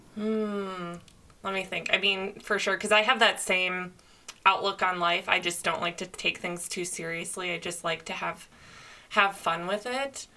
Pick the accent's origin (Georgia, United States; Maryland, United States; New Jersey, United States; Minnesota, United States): Minnesota, United States; moved away as an adult; now in California, United States; I moved to California when I was 22. I grew up in Minnesota